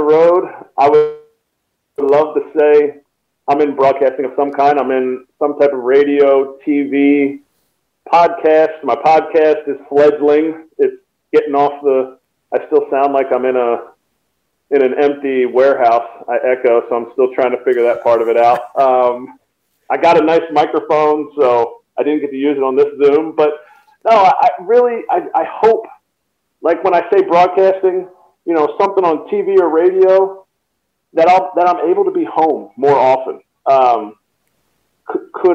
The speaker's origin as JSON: {"language": "English", "town": "Telford", "region": "Pennsylvania", "country": "United States", "tie": "born or raised there", "said": "my hometown of Telford, Pennsylvania"}